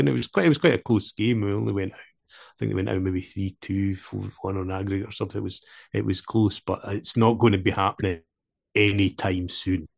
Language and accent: English; Dumfries, Scotland, United Kingdom; accent: Scottish; in Queen of the South, my hometown, where I was brought up